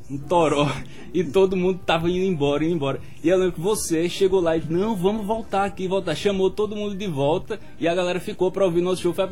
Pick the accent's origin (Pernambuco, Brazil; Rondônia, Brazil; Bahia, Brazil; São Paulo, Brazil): Pernambuco, Brazil; moved away as an adult; eu venho de Pernambuco, sou do interior de Pernambuco, vim para cá para fazer a faculdade de jornalismo, que foi onde encontrei Afonso.